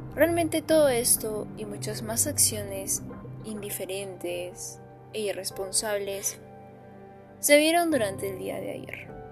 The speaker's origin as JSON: {"language": "Spanish", "country": "Peru", "said": "ciudadana peruana"}